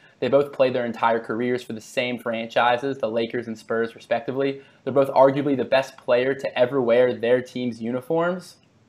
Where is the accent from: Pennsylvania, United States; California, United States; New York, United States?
Pennsylvania, United States; Philadelphia; moved away; also born or lived in Bloomington, Indiana; I'm originally from Philadelphia, so I'm a diehard Sixers fan.